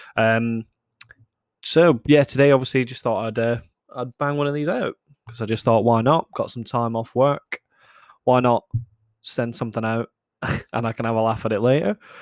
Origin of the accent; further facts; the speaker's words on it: Scotland, United Kingdom; I'm Scottish myself